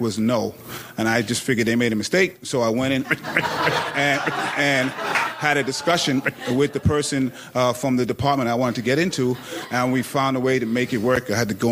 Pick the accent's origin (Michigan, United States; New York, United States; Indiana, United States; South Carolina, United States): New York, United States; New York City; I reek of Brooklyn wherever I go